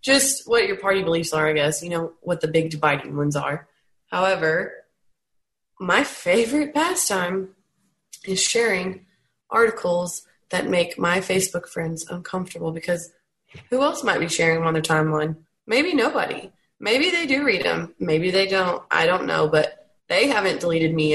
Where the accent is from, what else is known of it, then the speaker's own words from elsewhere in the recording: Texas, United States; growing up in Texas, it's much more conservative than other states. I'm down south and I'm in a small town